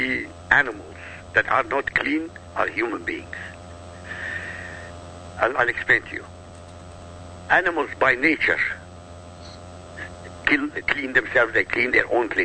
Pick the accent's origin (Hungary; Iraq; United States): Iraq; moved away; I come from Iraq. I come from an Arab country. This is my heritage.